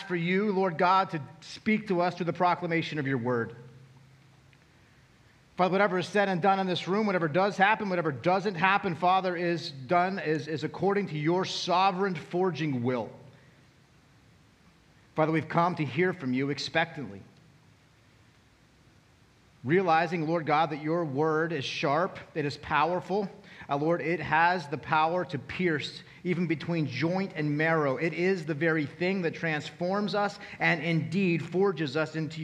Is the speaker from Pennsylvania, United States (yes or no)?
yes; Altoona, Pennsylvania, United States; also born or lived in Chicago; now in Lancaster, United States; I grew up in Altoona